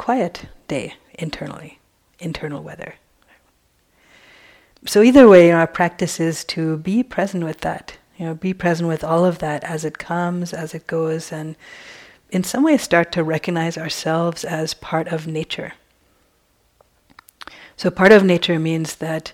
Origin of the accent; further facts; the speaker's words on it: East Coast, United States; now in West Coast, United States; I grew up in the East Coast.